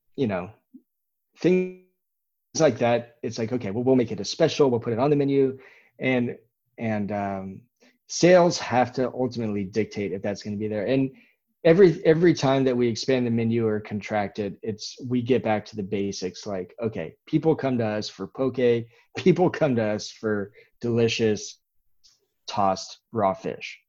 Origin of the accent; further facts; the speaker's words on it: Dallas, Texas, United States; now in Austin, United States; we grew up in Dallas. My wife and I both did